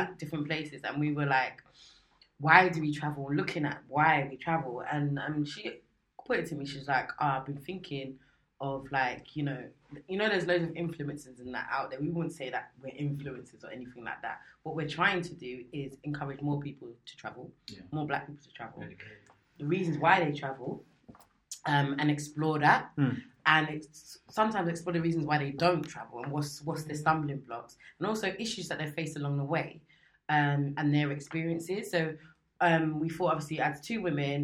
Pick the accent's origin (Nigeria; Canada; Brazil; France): Nigeria; I'm from Nigeria, 32